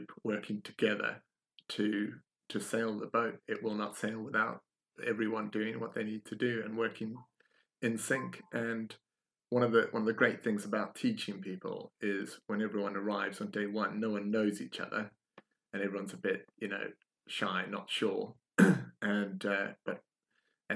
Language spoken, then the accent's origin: English; South Africa; moved away; I'm from South Africa originally